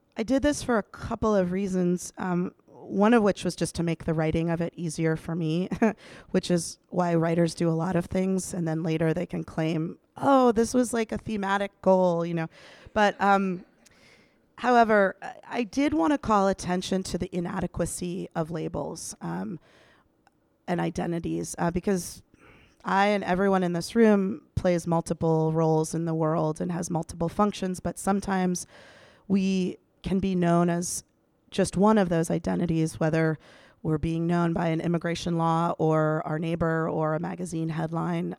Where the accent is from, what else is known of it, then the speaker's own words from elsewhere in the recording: Washington, District of Columbia, United States; moved away; I'm back in my hometown of Washington, D C